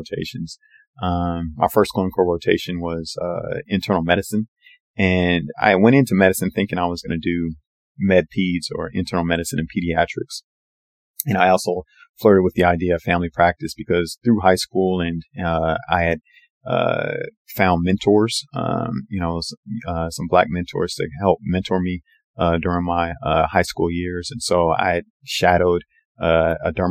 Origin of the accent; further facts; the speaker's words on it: Portland, Oregon, United States; moved away; my hometown of, Portland, Oregon to do my, general surgery training.